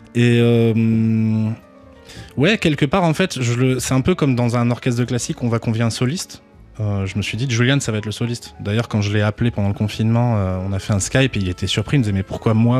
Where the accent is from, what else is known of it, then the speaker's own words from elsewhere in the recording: Toulouse, Occitania, France; je suis originaire de Toulouse